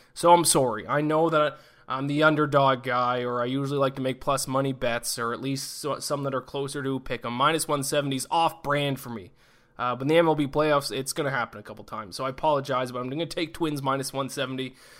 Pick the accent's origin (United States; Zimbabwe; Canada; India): Canada; I'm Canadian